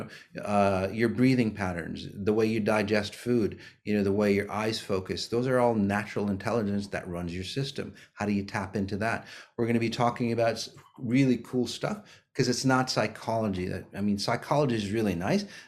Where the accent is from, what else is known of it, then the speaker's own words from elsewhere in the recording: Minnesota, United States; here in the US, here in Minnesota, my hometown